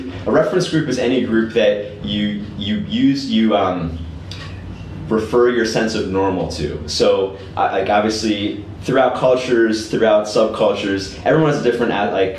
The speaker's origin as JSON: {"language": "English", "country": "United States", "said": "I'm American."}